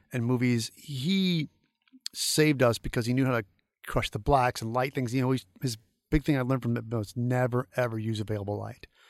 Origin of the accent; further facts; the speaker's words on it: St. Louis, Missouri, United States; moved away; my hometown Saint Louis